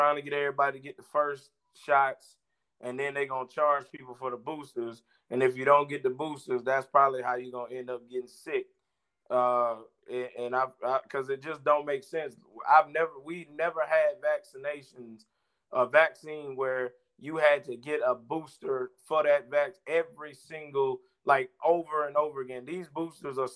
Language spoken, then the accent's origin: English; South Georgia, United States; I'm from South Georgia